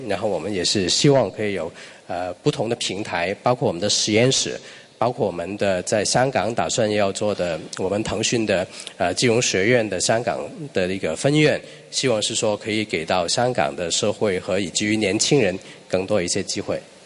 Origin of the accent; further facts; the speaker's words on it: Hong Kong; Chinese is a second language; moved away as an adult; now in China; 作为一个商港人，在内地工作的话呢